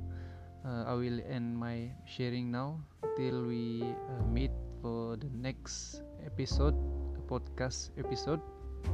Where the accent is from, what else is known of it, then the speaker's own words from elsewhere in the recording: Sabah, Malaysia; moved away as an adult; also born or lived in Tanjung Malim, Perak; my hometown at Sabah